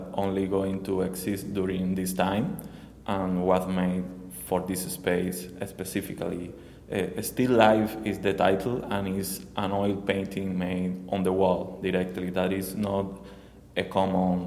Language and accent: English; Cuba; English is a second language; moved away as an adult; now in Miami, United States; I emigrated from Cuba, my country, like 3 years and a half ago.